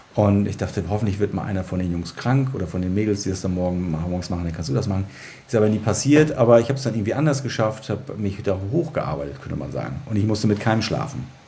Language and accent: German; Germany; ich bin ja in der DDR geboren worden und habe meine Kindheit in der DDR verbracht